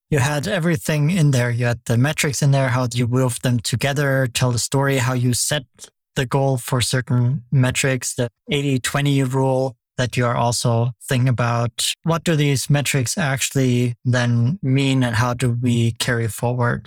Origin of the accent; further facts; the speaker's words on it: Germany; I grew up in Germany